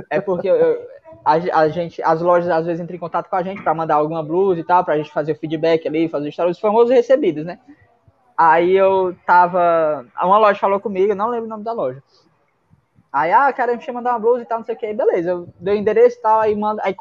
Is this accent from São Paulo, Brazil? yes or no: no; Fortaleza, Ceará, Brazil; sou de Fortaleza. Moro do lado do céu, que é onde tem o, o né? O céu é o condomínio espiritual Irapuru, que é onde fica a minha comunidade, comunidade Regina Paz